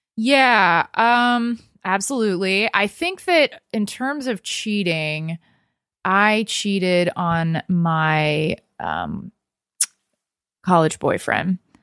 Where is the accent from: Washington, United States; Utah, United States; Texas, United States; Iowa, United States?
Texas, United States; also born or lived in New York; now in Los Angeles, United States; I've only lived here two years, and I lived in New York before that, and I grew up in Texas.